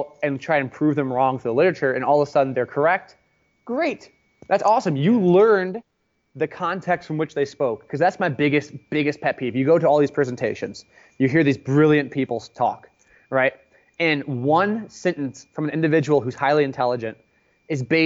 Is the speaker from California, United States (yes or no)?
yes; Palo Alto, California, United States; I grew up in Palo Alto, California